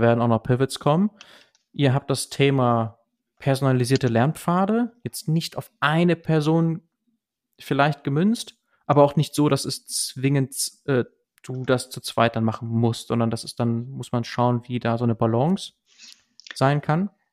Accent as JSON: {"language": "German", "country": "Germany", "said": "bei uns in Deutschland"}